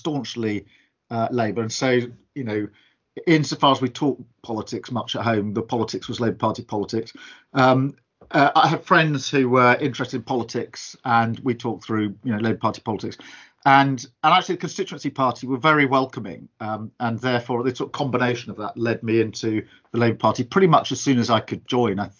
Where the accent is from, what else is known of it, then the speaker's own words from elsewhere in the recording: Surrey-Kent border, South East England, United Kingdom; we were a family growing up on the Surrey-Kent border